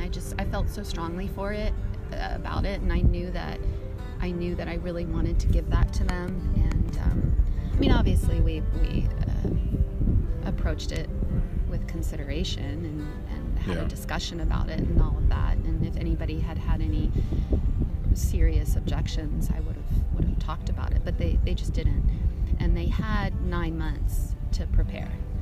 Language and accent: English; East Coast, United States; growing up on the East Coast